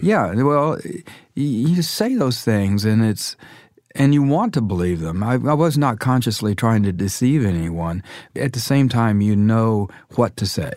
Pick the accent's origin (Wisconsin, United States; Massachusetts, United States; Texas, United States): Texas, United States; Dallas; I grew up in Dallas in the Methodist Church